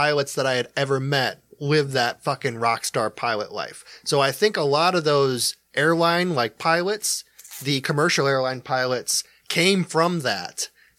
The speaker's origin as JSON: {"language": "English", "region": "Iowa", "country": "United States", "said": "I'm from Iowa."}